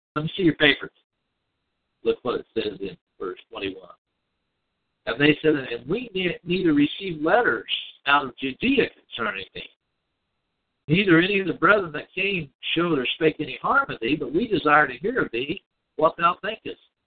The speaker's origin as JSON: {"language": "English", "region": "Scotland", "country": "United Kingdom", "said": "I'm Scottish"}